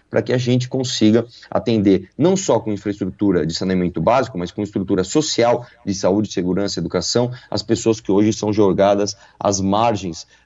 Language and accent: Portuguese; São Paulo, Brazil; nasci em São Paulo, cresci em São Paulo, trabalhei aqui a vida inteira